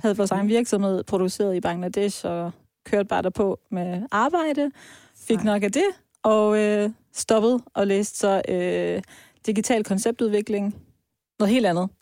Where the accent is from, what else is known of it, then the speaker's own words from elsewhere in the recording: Vejle, Southern Denmark, Denmark; moved away; also born or lived in Iran; jeg er opvokset i Vejle, i Jylland